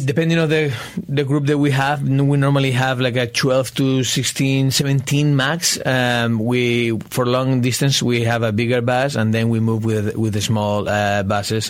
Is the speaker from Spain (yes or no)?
yes; Spain; now in United States; I'm originally from Spain